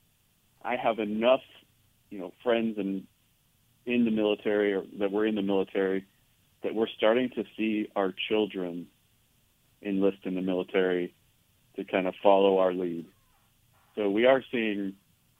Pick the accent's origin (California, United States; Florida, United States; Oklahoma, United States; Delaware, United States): California, United States; Northern; moved away as an adult; also born or lived in Los Angeles / Portland / Seattle; now in Texas, United States; I grew up in Northern California.